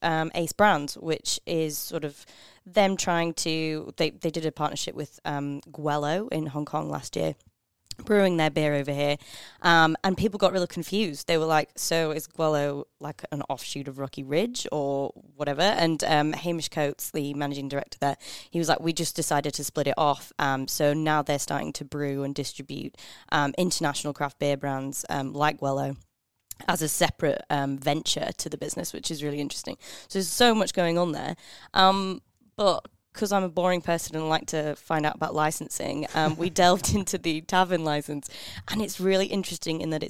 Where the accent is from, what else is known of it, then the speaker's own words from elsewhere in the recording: England, United Kingdom; now in Australia; I'm so English